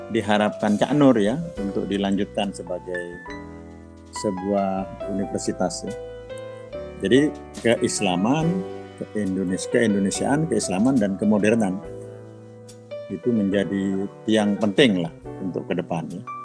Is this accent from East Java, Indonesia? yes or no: yes; Jember, East Java, Indonesia; also born or lived in Pamekasan; Saya tuh anak kampung ya.